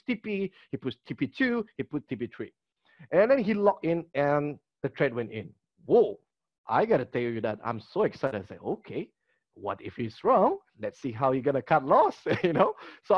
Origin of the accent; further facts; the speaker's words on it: Kota Kinabalu, Sabah, Malaysia; my hometown is Kota Kinabalu, Sabah